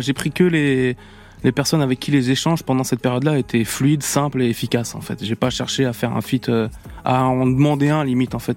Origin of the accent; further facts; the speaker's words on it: La Roche-sur-Yon, Pays de la Loire, France; dans ma ville natale à La Roche-sur-Yon